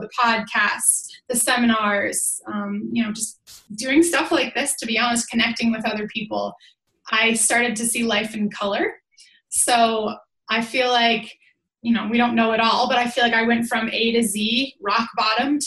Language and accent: English; Boston, Massachusetts, United States; moved away as an adult; now in Lake Tahoe, United States; But I'm originally from Boston, Mass. I now live in Lake Tahoe, California.